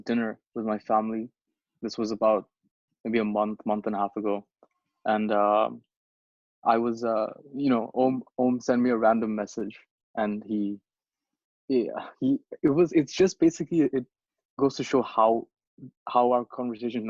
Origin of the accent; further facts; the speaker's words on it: Bangladesh; moved away; I'm from Bangladesh.